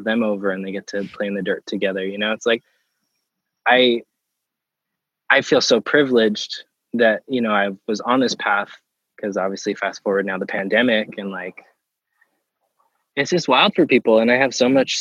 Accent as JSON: {"language": "English", "region": "Pennsylvania", "country": "United States", "tie": "born or raised there", "moved": "yes", "said": "growing up in Pennsylvania"}